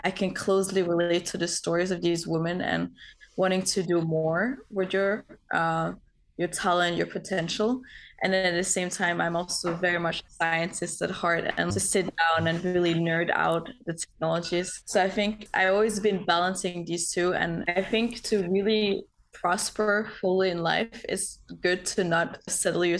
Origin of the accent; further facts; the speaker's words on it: Denmark; moved away as an adult; now in San Francisco, United States; I'm from Denmark, currently based out in San Francisco